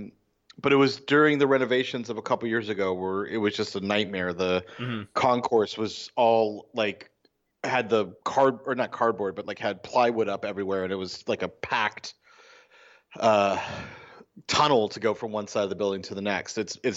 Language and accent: English; New York, United States; I'm not a hipster. I'm a New Yorker. I live on the island.